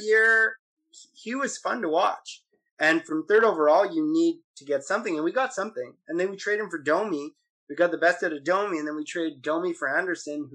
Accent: Montreal, Quebec, Canada; we're from Montreal.

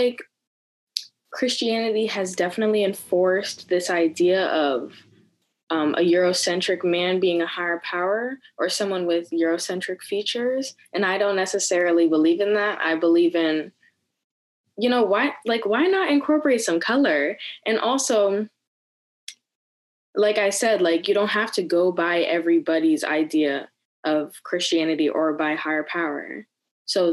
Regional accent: New Jersey, United States; I'm from New Jersey.

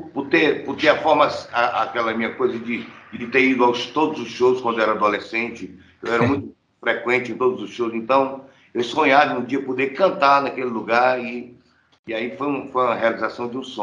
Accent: Fortaleza, Ceará, Brazil; sou de Fortaleza, senhor.

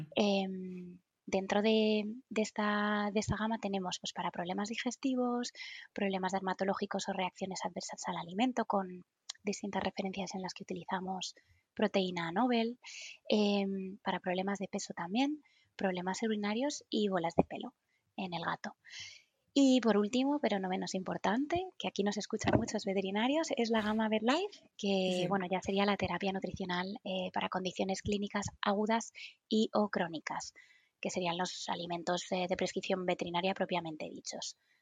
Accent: Madrid, Community of Madrid, Spain; en Madrid, de donde soy

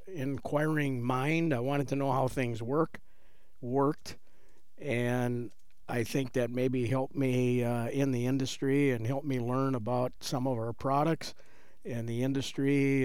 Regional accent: Chippewa Falls, Wisconsin, United States; I am a local farm kid, born and raised in Chippewa Falls.

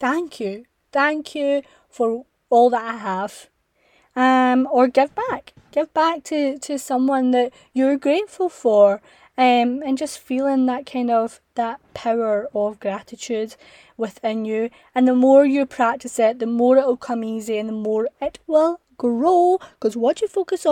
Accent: Scotland, United Kingdom; I'm from Scotland

